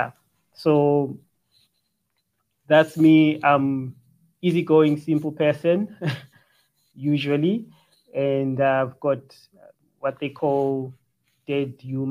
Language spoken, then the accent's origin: English; Bulawayo, Zimbabwe; now in South Africa; grew up in the townships, just the streets of Bulawayo, Zimbabwe